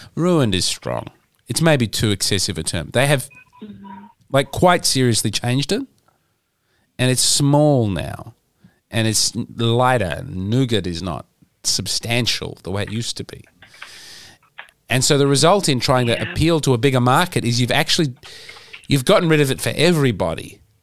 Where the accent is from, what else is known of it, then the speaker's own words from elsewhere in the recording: Adelaide, South Australia, Australia; my hometown of Adelaide